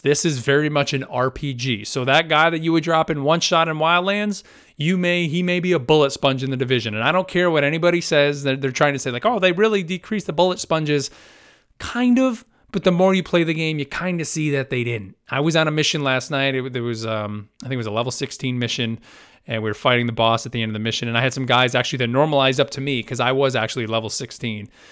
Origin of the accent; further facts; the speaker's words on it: United States; as an American